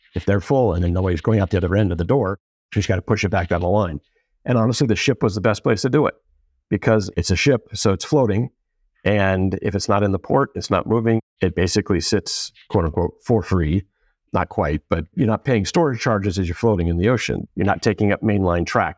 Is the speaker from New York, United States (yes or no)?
no; Southern California, United States; also born or lived in East Coast / Boston; I went to junior high and high school out here in Southern California